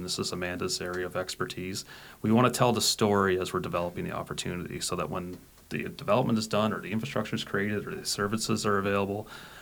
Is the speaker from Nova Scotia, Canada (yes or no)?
yes; Nova Scotia, Canada; growing up in Nova Scotia, a province